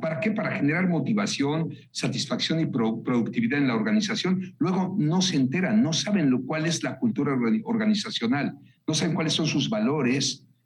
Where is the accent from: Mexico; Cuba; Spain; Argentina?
Mexico; Hablo como mexicano